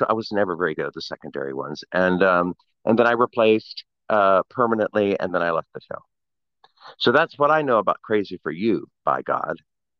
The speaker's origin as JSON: {"language": "English", "town": "Blacksburg", "region": "Virginia", "country": "United States", "said": "Blacksburg, Virginia."}